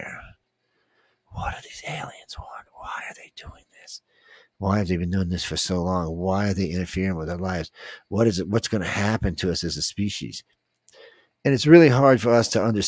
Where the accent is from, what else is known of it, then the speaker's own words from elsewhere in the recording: New Orleans, Louisiana, United States; I was born in New Orleans.